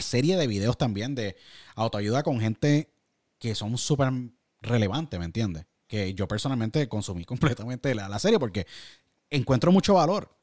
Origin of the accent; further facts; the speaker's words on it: San Juan, Puerto Rico; San Juan, Puerto Rico de donde yo nací